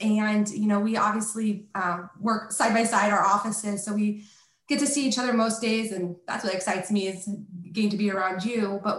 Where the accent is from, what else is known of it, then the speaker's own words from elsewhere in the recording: Kansas City, United States; being from Kansas City as well